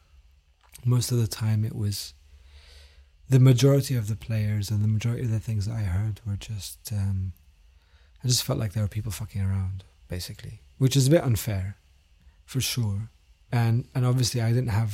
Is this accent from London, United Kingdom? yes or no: yes; London, United Kingdom; also born or lived in Damascus, Syria; I was born in Damascus, but I grew up in London from the age of 9.